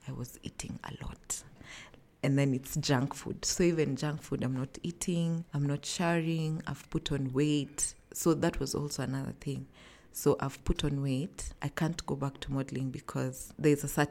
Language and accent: English; Nairobi, Kenya; I'm from Nairobi, Kenya